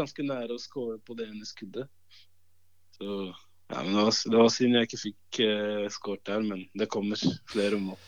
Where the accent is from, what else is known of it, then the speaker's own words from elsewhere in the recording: Oslo, Norway; Norwegian is a second language; also born or lived in Cameroon; Da måtte jeg gå på sånn eh, mottaksklasse i ett år for å lære meg norsk. Før jeg starta på fjerde klasse. Da starta jeg på Romsås. Og eh, det er jo Groruddalen